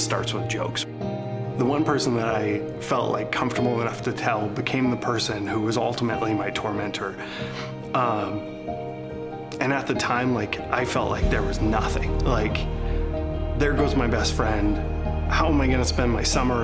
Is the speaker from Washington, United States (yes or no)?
yes; Seattle, Washington, United States; I'm from Seattle, Washington